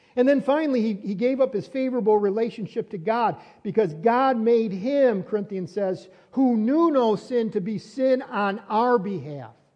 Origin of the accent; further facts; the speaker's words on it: Fredonia, New York, United States; also born or lived in Dunkirk, New York; I was born in Dunkirk uh, Hospital, Brooks in, uh, in Dunkirk, New York. And then that's when I was a baby. And then I was a, a little child. I grew up on Seymour Street in Fredonia.